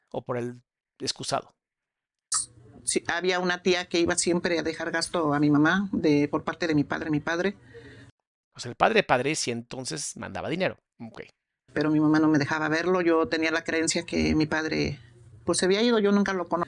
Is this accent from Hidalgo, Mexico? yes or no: yes; Pachuca, Hidalgo, Mexico; born there; Yo nací en Pachuca, Hidalgo.